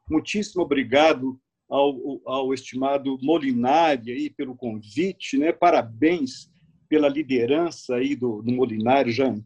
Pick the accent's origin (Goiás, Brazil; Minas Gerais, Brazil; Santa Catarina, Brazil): Minas Gerais, Brazil; Belo Horizonte; eu moro no lugar, no quarteirão onde eu nasci.